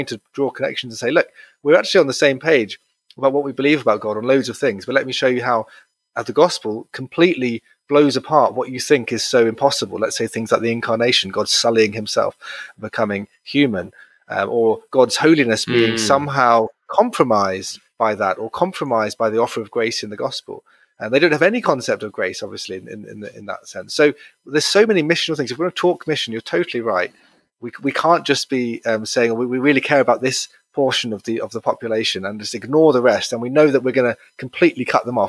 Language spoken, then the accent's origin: English; United Kingdom; I said yes, and I wasn't just being British and agreeable